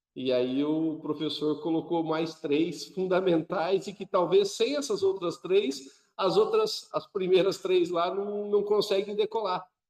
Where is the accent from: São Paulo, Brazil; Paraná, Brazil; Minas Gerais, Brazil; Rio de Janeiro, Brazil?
Paraná, Brazil; a gente quando ia vender software em outros estados, falava, eu sou do Paraná